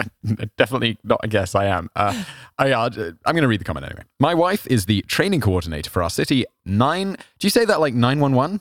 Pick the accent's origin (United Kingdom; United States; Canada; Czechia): United Kingdom; I feel as a British person